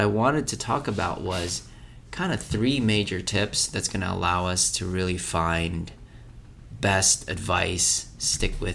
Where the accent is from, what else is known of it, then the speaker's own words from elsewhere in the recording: Philippines; I was raised in Philippines.